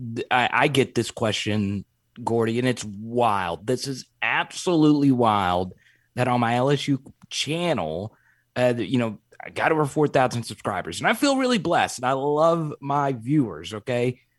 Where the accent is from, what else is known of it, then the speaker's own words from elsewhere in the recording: Arkansas, United States; I grew up in Arkansas